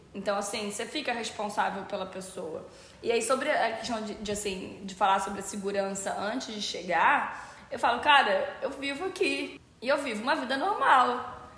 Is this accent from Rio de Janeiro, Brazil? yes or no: yes; Rio de Janeiro, Brazil; Eu sou do Rio de Janeiro